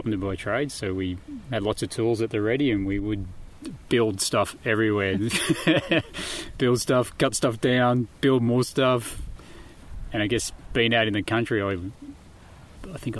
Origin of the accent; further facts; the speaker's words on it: Moss Vale, New South Wales, Australia; now in Sunshine Coast, Australia; I grew up in a little country town called Mossvale in the Southern Highlands.